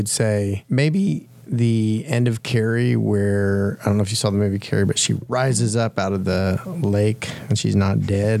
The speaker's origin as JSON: {"language": "English", "region": "Oklahoma", "country": "United States", "tie": "born or raised there", "said": "I grew up in Oklahoma"}